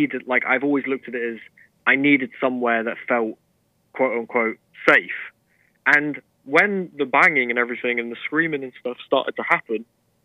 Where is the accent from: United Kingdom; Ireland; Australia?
United Kingdom; But I'm British, right? But I always consider myself a wannabe American.